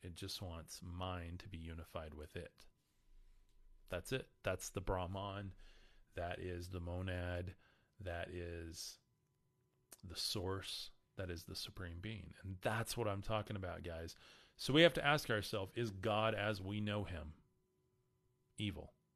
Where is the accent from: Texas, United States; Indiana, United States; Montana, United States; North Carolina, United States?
Texas, United States; Amarillo; I'm from Amarillo.